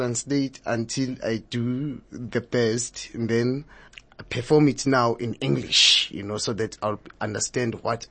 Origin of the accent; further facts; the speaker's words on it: Soweto, Gauteng, South Africa; first language Zulu; English is a second language; also born or lived in Johannesburg; I grew up in Soweto and around Joburg, yes. But in Soweto